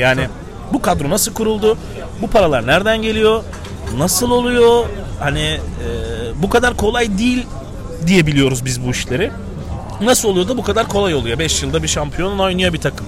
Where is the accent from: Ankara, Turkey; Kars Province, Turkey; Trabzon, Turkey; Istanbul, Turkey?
Istanbul, Turkey; Ben İstanbul doğumluyum